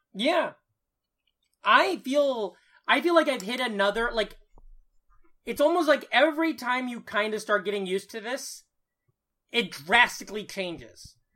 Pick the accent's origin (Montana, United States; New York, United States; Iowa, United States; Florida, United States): Iowa, United States; moved away; my hometown newspaper